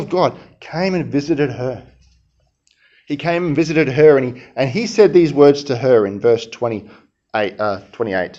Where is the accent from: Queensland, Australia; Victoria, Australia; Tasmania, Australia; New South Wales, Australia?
Queensland, Australia; I'm from Queensland